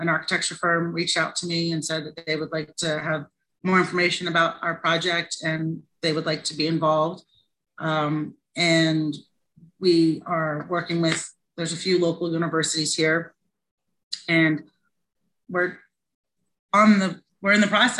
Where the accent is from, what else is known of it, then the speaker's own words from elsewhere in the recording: New Jersey, United States; I'm stubborn. I'm from New Jersey.